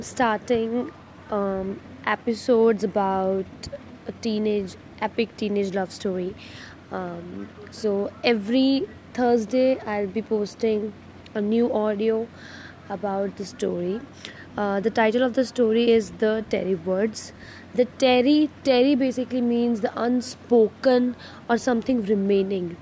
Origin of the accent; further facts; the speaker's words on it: Jaipur, Rajasthan, India; I'm from India, Rajasthan, Jaipur.